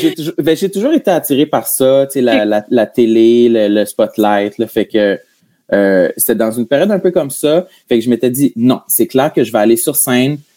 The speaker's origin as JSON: {"language": "French", "town": "New Richmond", "region": "Quebec", "country": "Canada", "tie": "born or raised there", "moved": "as an adult", "lives_now": "Montreal, Canada", "said": "je viens de New Richmond, qui est le village, un des villages voisins"}